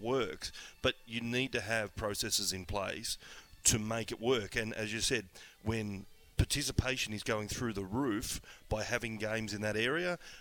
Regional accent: Wagga Wagga, New South Wales, Australia; I grew up in Wagga.

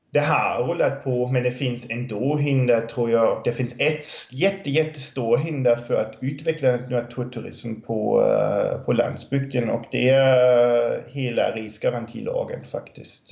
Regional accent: Germany; now in Tranås, Sweden; jag är från Tyskland

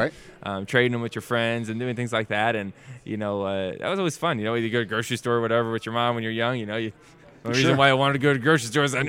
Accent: United States; being an American.

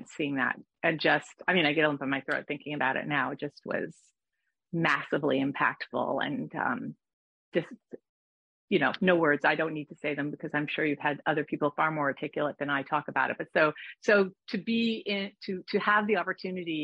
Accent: Los Angeles, California, United States; also born or lived in Newport Beach; I grew up in Los Feliz, and for high school only, my family moved to Newport Beach.

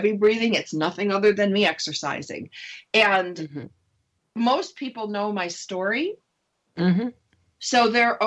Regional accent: Upper East Coast, United States; I'm from the Upper East Coast.

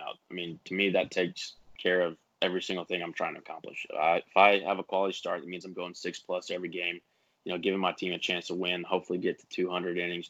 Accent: Pittsburgh, Pennsylvania, United States; accent: southern twang; moved away; I was born in Pittsburgh

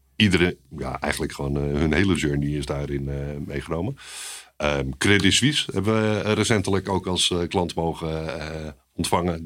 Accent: Haarlem, North Holland, Netherlands; also born or lived in Maastricht; Opgegroeid in Haarlem. Mooie stad

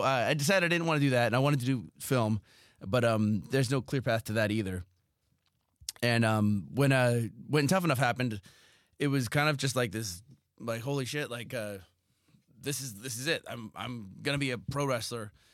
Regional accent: Southern California, United States; I grew up in Southern California

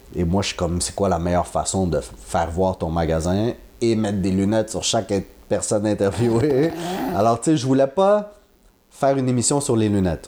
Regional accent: Quebec, Canada; je suis québécois

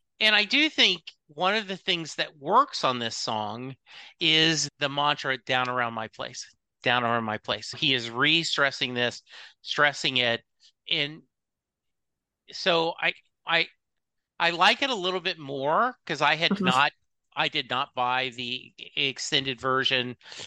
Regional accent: Louisiana, United States; So I grew up in Louisiana, and so similar to you, I can picture that. I can picture rural Louisiana, even rural East Texas

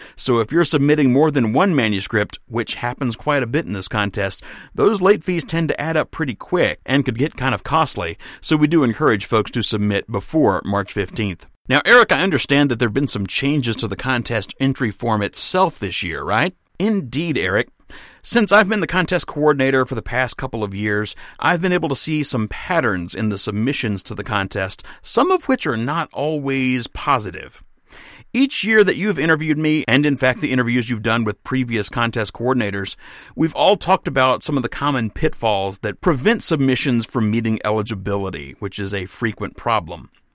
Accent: Mississippi, United States; moved away; I'm from Mississippi.

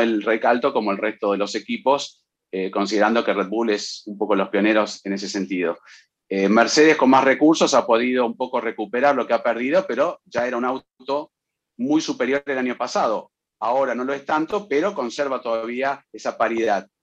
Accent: Mexico; soy de México

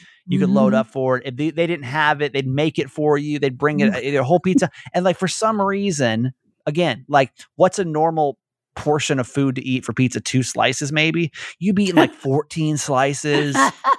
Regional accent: the South, United States; And especially like growing up in the South, man, like all you can eat in buffets, it's like, it's life.

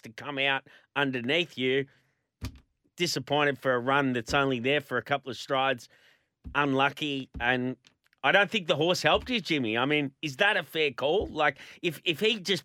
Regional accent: Queensland, Australia; being a Queenslander

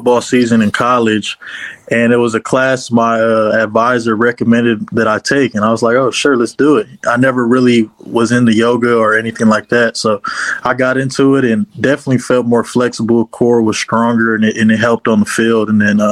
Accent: Los Angeles, California, United States; I'm from Los Angeles as well.

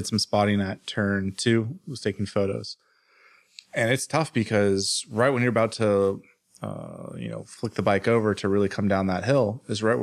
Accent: United States; as an American

